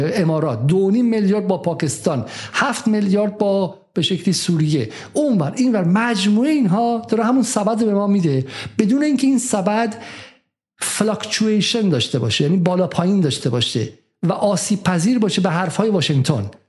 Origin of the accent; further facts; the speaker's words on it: Iran; moved away; ما ایرانی هستیم